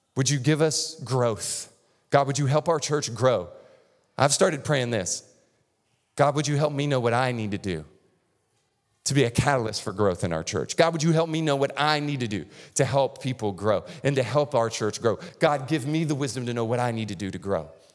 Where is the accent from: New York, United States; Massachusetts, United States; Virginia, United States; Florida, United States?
Florida, United States; North; moved away; I grew up in North Florida, which is basically Lower Alabama